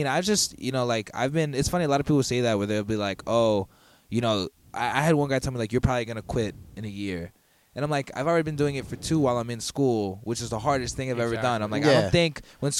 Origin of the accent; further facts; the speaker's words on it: Long Island, New York, United States; also born or lived in Queens, New York; I was born in Queens, and then I lived there till I was 8, and then I moved out to Long Island.